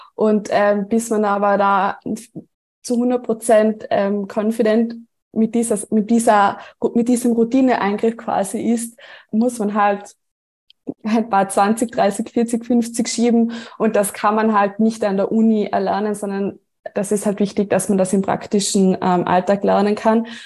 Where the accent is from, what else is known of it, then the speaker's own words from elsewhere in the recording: Tyrol, Austria; Wie man unschwer erkennen oder hören kann, ähm, komme ich aus Tirol, also ich komme ähm, aus dem ländlichen Bereich